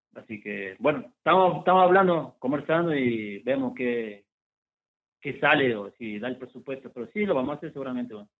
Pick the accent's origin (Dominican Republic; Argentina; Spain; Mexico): Argentina; Salta; nosotros somos acá de Salta